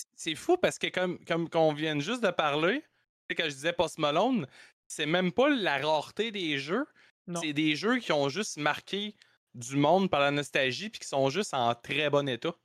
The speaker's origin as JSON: {"language": "French", "region": "Quebec", "country": "Canada", "said": "on est québécois"}